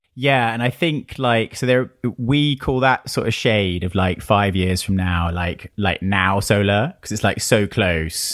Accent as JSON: {"language": "English", "country": "United Kingdom", "said": "being British"}